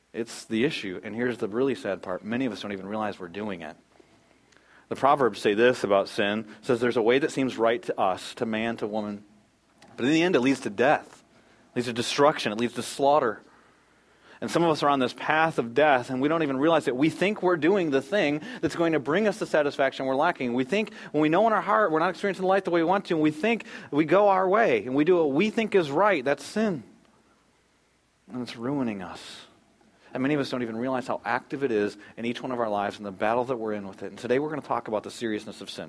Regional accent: United States; I'm American

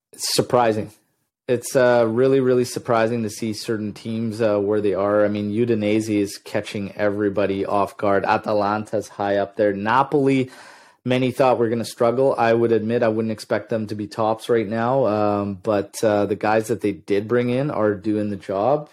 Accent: Ontario, Canada; now in British Columbia, Canada; I was born in Ontario

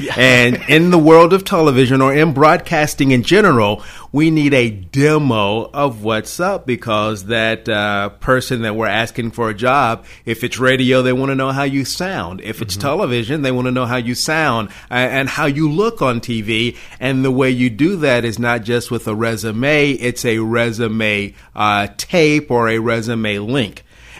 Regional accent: Dyersburg, Tennessee, United States; also born or lived in Chicago, Illinois / Nashville area, Tennessee / Sumner County, Tennessee; I grew up in West Tennessee, graduated Dyersburg High School, and then went to East Tennessee and went to UT.

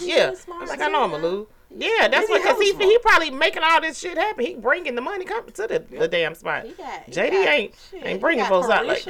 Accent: Atlanta, Georgia, United States; Just because I'm from Atlanta.

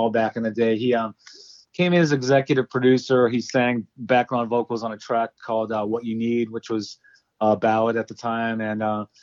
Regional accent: Cleveland, Ohio, United States; I grew up in Cleveland

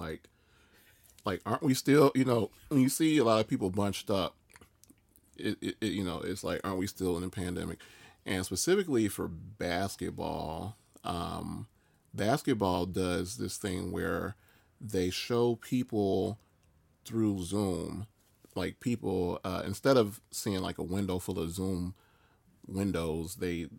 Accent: Chicago, Illinois, United States; I grew up in Chicago

